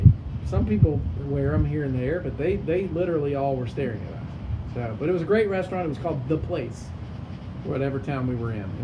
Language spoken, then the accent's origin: English; Mississippi, United States; we're from Mississippi